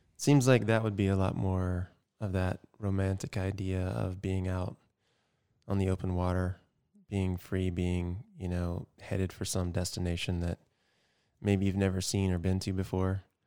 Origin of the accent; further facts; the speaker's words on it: Georgia, United States; growing up in Georgia